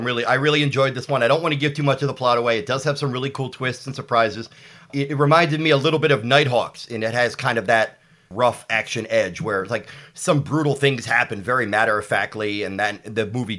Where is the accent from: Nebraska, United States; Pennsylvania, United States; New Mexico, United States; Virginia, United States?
Pennsylvania, United States; Philadelphia; also born or lived in Austin, Texas; I'm born and raised in Philadelphia. I've lived in Austin a few times throughout my life, but Philadelphia is my first and only home. I grew up obsessed with movies that were shot in and around Philadelphia.